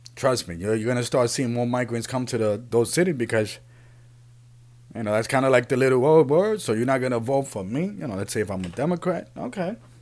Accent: New York City, New York, United States; also born or lived in Puerto Rico; I grew up in the Bronx. I live in New York City.

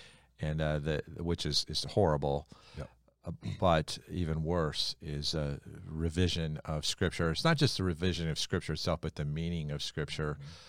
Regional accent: New York, United States; We're from New York

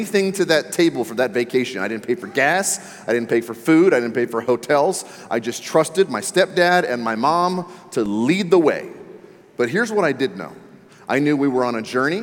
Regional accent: Maryland, United States; I grew up in the Maryland area, right outside of Washington, D.C.

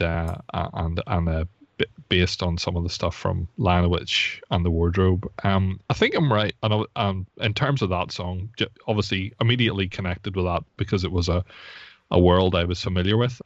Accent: Belfast, Northern Ireland, United Kingdom; I'm from Belfast

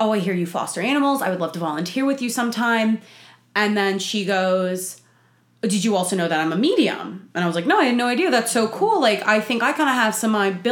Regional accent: New Jersey, United States; accent: Italian Jersey; moved away as an adult; now in Nashville, United States; So I am born and raised in Jersey. You can probably tell by my Italian Jersey accents.

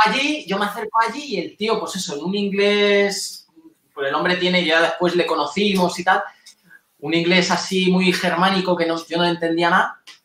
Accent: Spain; somos españoles

